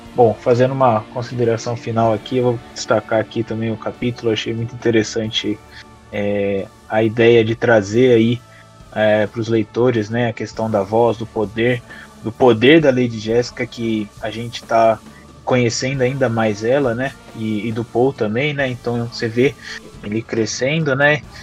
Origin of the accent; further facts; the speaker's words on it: Campinas, São Paulo, Brazil; sou de Campinas